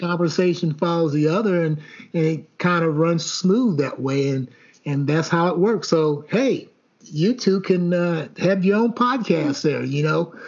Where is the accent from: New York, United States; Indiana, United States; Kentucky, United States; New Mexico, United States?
Kentucky, United States; Elizabethtown; growing up in uh, Elizabethtown or Etown, Kentucky, and Hardin County